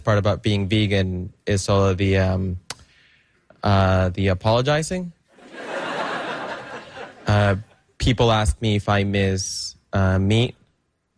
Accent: El Salvador; now in Brooklyn, United States; I'm originally from El Salvador. But I live in Brooklyn

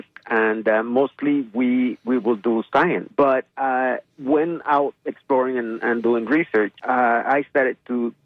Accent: Yucatán Peninsula, Mexico; I grew up in the Yucatan Peninsula

